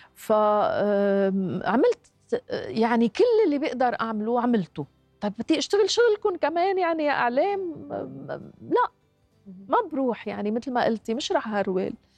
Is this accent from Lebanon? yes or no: yes; Lebanon; نحن عندنا بلبنان